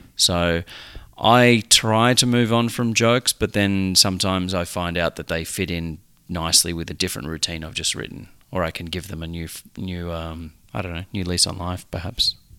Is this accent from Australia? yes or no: yes; Australia; it was in a country town in Australia